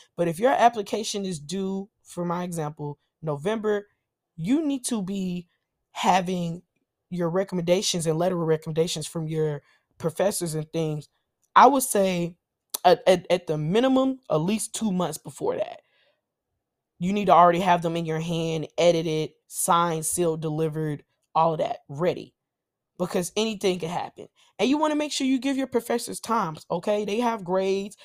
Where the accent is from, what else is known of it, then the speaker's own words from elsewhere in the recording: Nashville, Tennessee, United States; I'm from Nashville